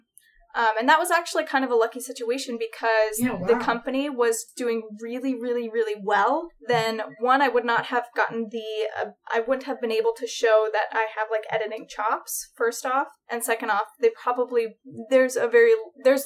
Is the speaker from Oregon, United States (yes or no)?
yes; Oregon, United States; moved away as an adult; now in Los Angeles, United States; I grew up in Oregon.